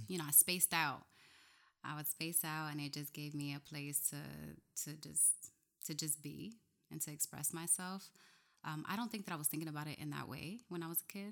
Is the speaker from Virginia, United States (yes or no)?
no; Camden, New Jersey, United States; moved away as an adult; also born or lived in New Brunswick, New Jersey / Washington, D.C.; now in Newark, United States; I was raised in Camden, New Jersey